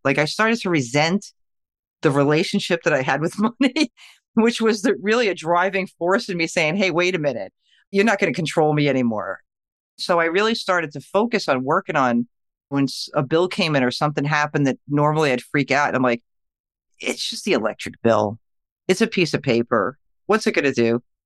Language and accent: English; New York, United States; I am from New York